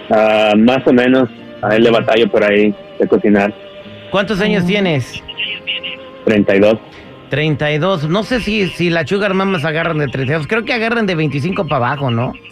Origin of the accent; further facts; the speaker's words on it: State of Mexico, Mexico; Del Estado de México. Del Estado de México.